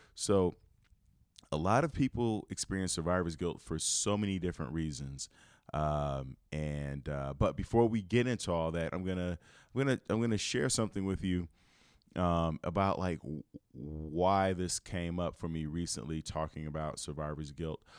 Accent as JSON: {"language": "English", "town": "Chicago", "region": "Illinois", "country": "United States", "tie": "born or raised there", "moved": "as an adult", "said": "I'm from Chicago and where I lived, I lived in the middle of the city"}